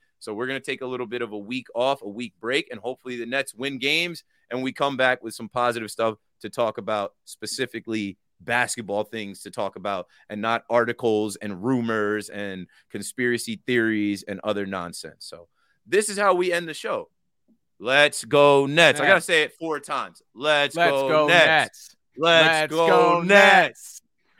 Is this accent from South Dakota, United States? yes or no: no; New Jersey, United States; He's from Jersey. I'm from New Jersey.